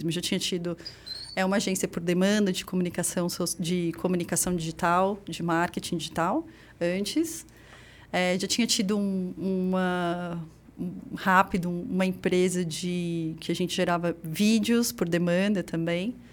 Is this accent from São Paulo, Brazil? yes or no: yes; São Paulo, Brazil; Ali na Vila Formosa, você